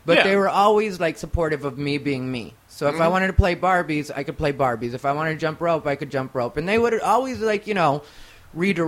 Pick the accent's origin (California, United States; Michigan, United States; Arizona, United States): Arizona, United States; Casa Grande; also born or lived in Phoenix, Arizona; now in Los Angeles, United States; I grew up in Casa Grande, Arizona